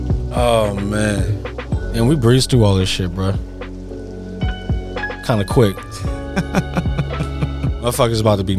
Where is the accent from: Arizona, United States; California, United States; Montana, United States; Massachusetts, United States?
California, United States; As a Californian, I'm disgusted.